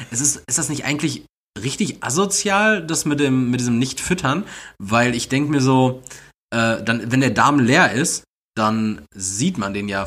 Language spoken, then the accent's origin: German; North Rhine-Westphalia, Germany; bei uns in NRW